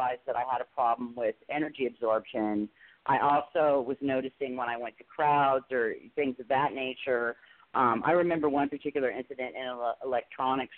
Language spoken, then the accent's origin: English; Tustin, California, United States; Tustin, California, pretty close to good old Disneyland. In Anaheim, we used to spend a lot of time, a lot of summers at Disneyland. So, yeah, that's where I grew up